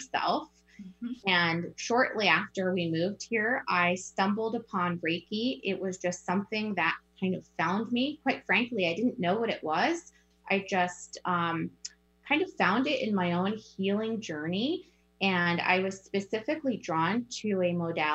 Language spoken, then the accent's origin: English; East Coast, United States; moved away as an adult; also born or lived in New Jersey; now in Snoqualmie, United States; So I'm from the East Coast. I lived in New Jersey before moving to Snoqualmie.